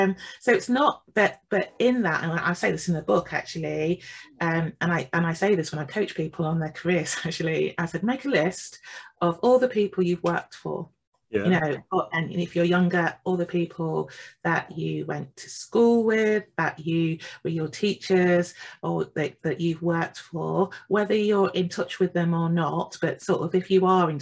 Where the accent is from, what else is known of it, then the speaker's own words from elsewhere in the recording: England, United Kingdom; I'm from the Midlands in the UK